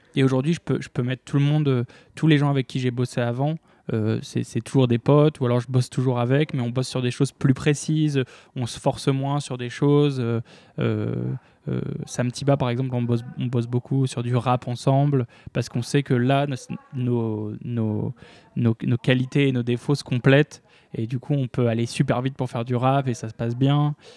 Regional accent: Lille, Hauts-de-France, France; je viens de Lille

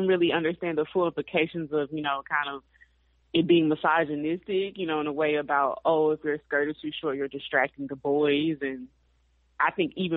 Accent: Mississippi, United States; I grew up in Mississippi

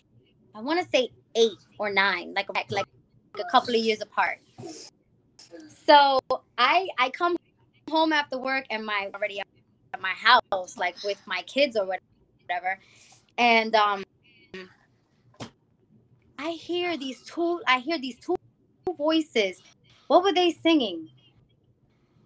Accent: New York City, New York, United States; moved away as an adult; also born or lived in Rhode Island; I'm from the Bronx

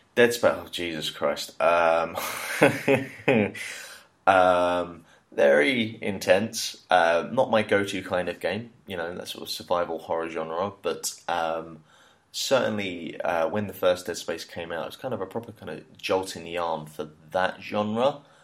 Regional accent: Hertfordshire, East of England, United Kingdom; moved away as an adult; now in China; Hertfordshire uh, than just specifically London. You know, just trying to big up my home home, home, home county

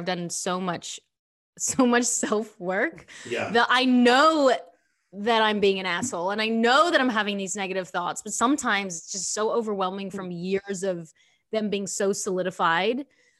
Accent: Australia; now in United States; so I came from Australia and came to the States to like start over, right? And I tied up all my money in property in Australia because I was like this child actor.

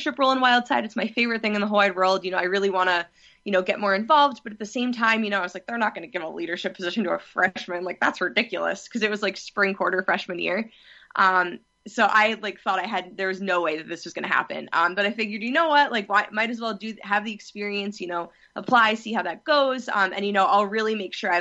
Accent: New Jersey, United States; I'm from New Jersey

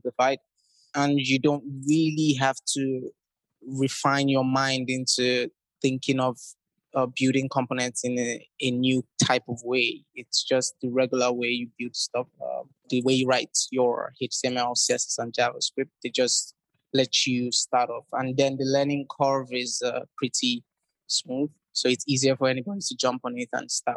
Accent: Nigeria; I'm originally from Nigeria

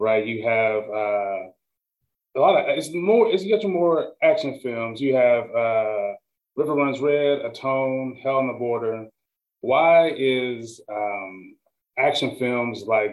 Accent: Nashville, Tennessee, United States; I'm from Nashville

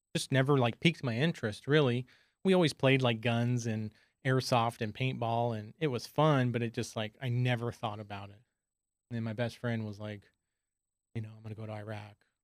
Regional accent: San Diego, California, United States; I'm from San Diego, grew up with a big large group of friends

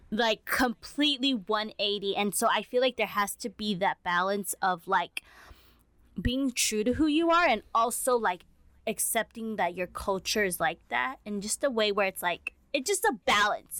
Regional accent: United States; as Asian American kids

